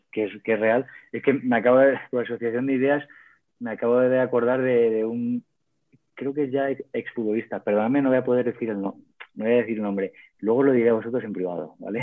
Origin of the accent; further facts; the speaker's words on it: Cuenca, Castilla-La Mancha, Spain; also born or lived in El Provencio; siendo de Cuenca